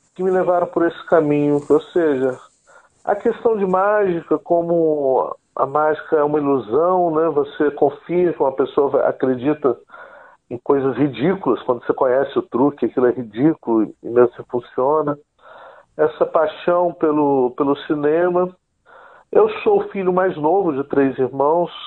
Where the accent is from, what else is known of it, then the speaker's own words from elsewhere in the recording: Guarapari, Espírito Santo, Brazil; Eu sou capixaba, sou aqui do Espírito Santo, de uma cidade chamada Guarapari. Cresci aqui numa aldeia de pescadores chamada Perocão